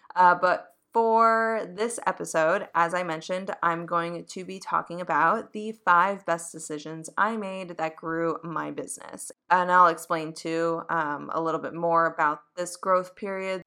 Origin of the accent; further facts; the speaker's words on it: Boston, Massachusetts, United States; now in New York, United States; coming from New York and I grew up in Boston